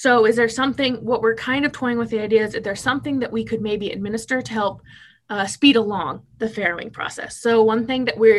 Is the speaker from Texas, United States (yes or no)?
no; Tecumseh, Nebraska, United States; moved away as an adult; I moved from Tecumseh, Nebraska, when I'd never lived out of the state, to Lexington, Kentucky for 2 years.